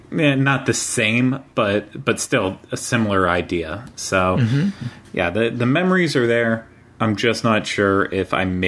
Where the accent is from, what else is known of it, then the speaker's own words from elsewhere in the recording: right outside of Pittsburgh, Pennsylvania, United States; I grew up in right outside of Pittsburgh, north of it.